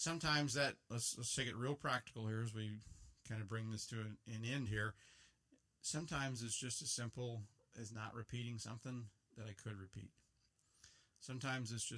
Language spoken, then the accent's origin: English; United States; Before I'm an American, I'm a Christian. I love living in America